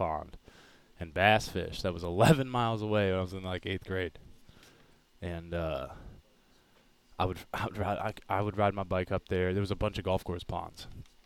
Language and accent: English; Columbus, Ohio, United States; now in Pensacola, United States; I'm a Yankee down here. I originated from Columbus, Ohio.